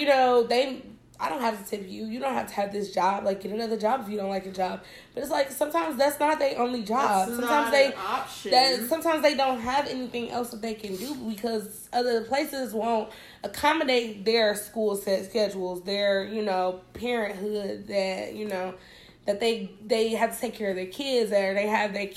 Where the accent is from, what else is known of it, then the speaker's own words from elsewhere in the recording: Detroit, Michigan, United States; also born or lived in Bronx, New York; now in Palm Beach, United States; I'm originally from Detroit.